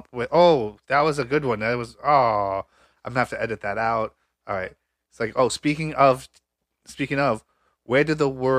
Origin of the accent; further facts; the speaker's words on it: Michigan, United States; I'm from Michigan.